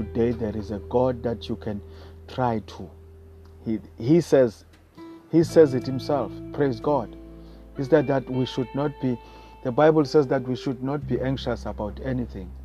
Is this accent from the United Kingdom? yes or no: no; South Africa; I come from South Africa